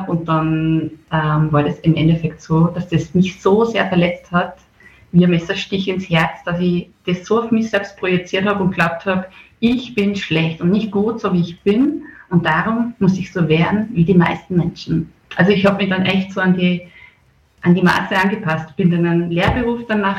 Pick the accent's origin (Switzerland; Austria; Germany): Austria; Bad Schallerbach, Upper Austria; now in Mondsee, Austria; Ja, ursprünglich komme ich aus äh, der Gegend Bad Schallerbach, äh, das Kirchen da, Sackenkirchen der Polsens nennt man den Ort, das ist schon Bezirk Everding. Aber ich lebe jetzt schon ganz lange im Mondsee seit 2012.